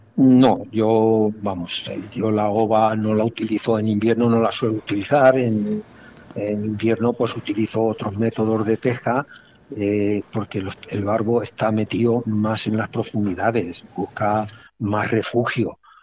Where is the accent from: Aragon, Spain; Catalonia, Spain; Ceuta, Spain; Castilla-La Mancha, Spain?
Castilla-La Mancha, Spain; province of Cuenca; mi tierra, en, la provincia de Cuenca